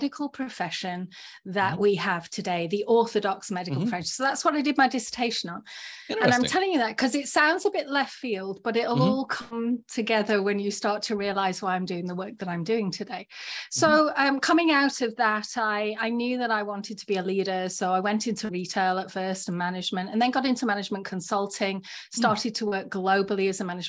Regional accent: England, United Kingdom; also born or lived in Florida / California; now in Columbus, United States; Well, I'm from this little small kind of country island called England. Yes.

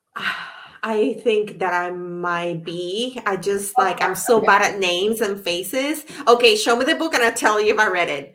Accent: Puerto Rico; moved away; I'm from Puerto Rico originally

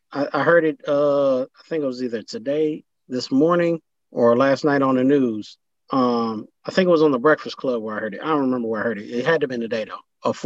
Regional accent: United States

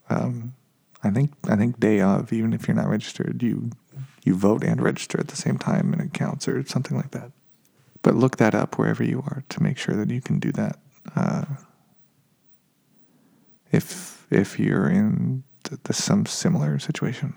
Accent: Nevada, United States; now in California, United States; I grew up in Nevada

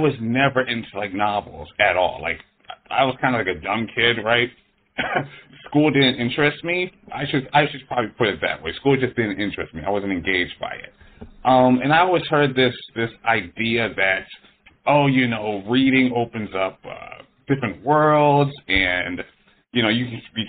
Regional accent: Philadelphia, Pennsylvania, United States; moved away as an adult; now in Los Angeles, United States; I'm from Philadelphia. I came out here to Los Angeles

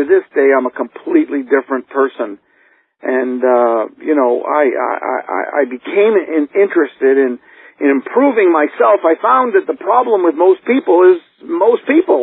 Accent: Canada; I grew up in poverty. I mean, I'm from Canada, and our family lived as I was growing up in the projects

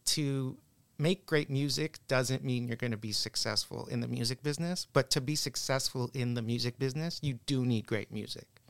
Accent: Canada; also born or lived in Boston, United States; I'm Canadian

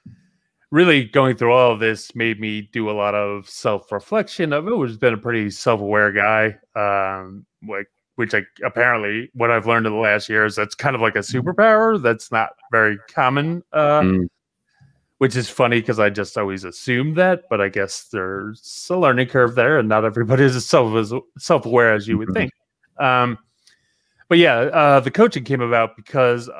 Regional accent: Jersey Shore, New Jersey, United States; also born or lived in Virginia; now in Florida, United States; I'm from the Jersey Shore

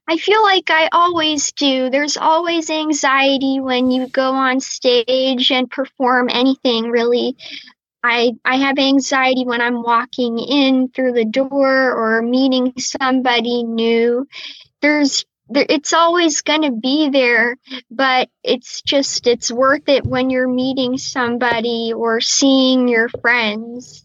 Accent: Tampa, Florida, United States; now in New York, United States; my hometown is Tampa Bay

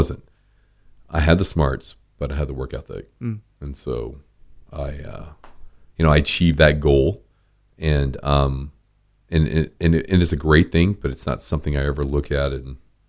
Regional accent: Louisiana, United States; We're from Louisiana

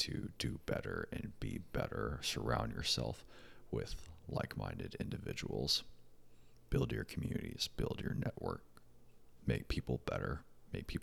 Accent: United States; As an American

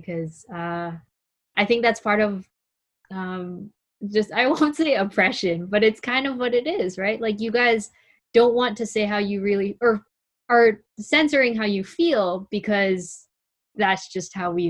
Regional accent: Philippines; Have you guys ever experienced moments where like being Filipino, and like Liza just said, we are angry, but as Filipinos, there are many that are angry about being treated the way that they've been treated.

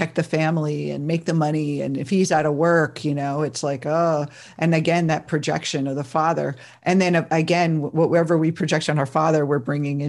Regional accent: New Jersey, United States; I grew up in that family too. And I'm from New Jersey

